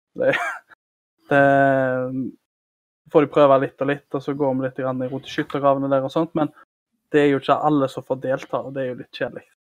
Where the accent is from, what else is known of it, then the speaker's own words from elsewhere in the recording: Karmøy, Rogaland, Norway; Jeg kommer fra Karmøy